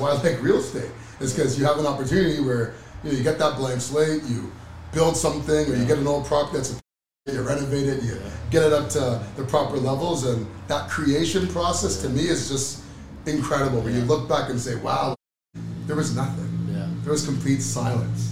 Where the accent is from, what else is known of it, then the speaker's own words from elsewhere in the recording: Oakville, Ontario, Canada; growing up in Oakville, a bunch of guys from Oakville